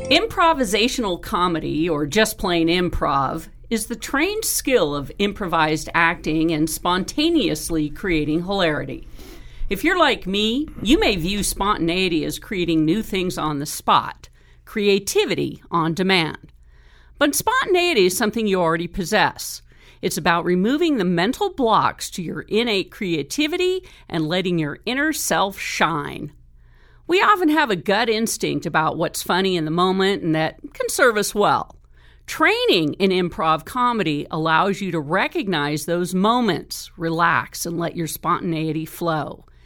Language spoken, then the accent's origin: English; Marin County, California, United States; I grew up in Marin County